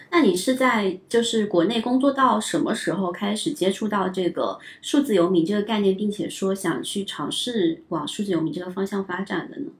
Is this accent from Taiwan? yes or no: no; southern China, China; moved away; also born or lived in Beijing / Shanghai; 我也是南方人